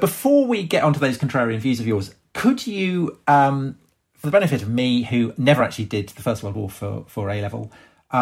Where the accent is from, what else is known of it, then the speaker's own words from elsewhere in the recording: United Kingdom; we're both British